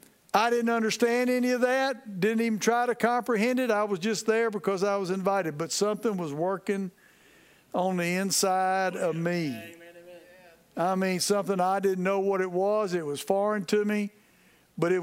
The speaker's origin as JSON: {"language": "English", "region": "Texas", "country": "United States", "tie": "born or raised there", "moved": "as an adult", "lives_now": "Louisiana, United States", "said": "Now I live in Louisiana, okay, but I'm a Texan. I was born in Texas, and I live as close to Texas as I can"}